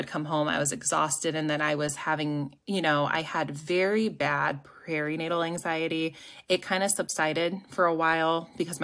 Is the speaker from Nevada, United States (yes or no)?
no; Ohio, United States; moved away as an adult; also born or lived in Hartville, Ohio / Akron, Ohio; now in Indianapolis, United States; I'm from Ohio